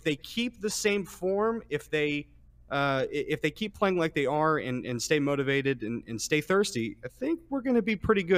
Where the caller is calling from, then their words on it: Houston, Texas, United States; I'm calling from Houston.